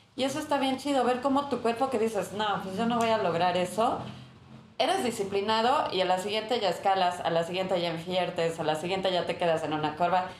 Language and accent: Spanish; Chiapas, Mexico; yo soy de Chiapas, chiapaneco